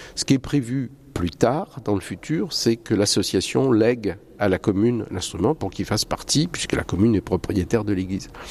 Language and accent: French; Nantes, Pays de la Loire, France; moved away as an adult; also born or lived in Lille / Paris; now in Vouvant, France; Je suis nantais d'origine.